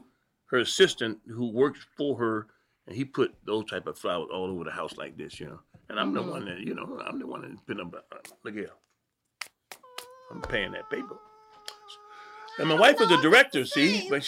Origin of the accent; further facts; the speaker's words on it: Detroit, Michigan, United States; I'm from Detroit.